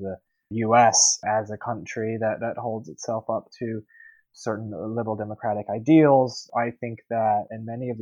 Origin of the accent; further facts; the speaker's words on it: United States; now in Taipei, Taiwan; being an American reporter